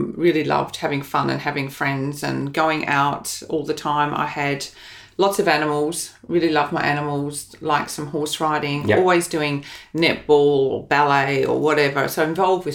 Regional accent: Melbourne, Victoria, Australia; moved away as an adult; now in Brisbane, Australia; grew up in Melbourne.

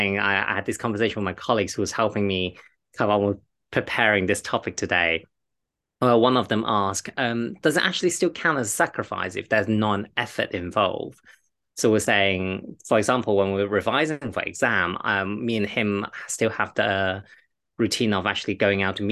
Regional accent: China; I'm Chinese, I am from the Eastern part of the world

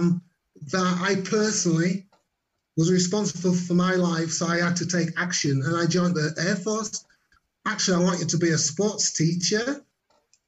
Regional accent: Leeds, Yorkshire and the Humber, United Kingdom; moved away as an adult; also born or lived in Jamaica (parents' origin); now in Germany; I was born in England in 1957, very long time ago. And I was brought up in a place called Leeds in North Yorkshire.

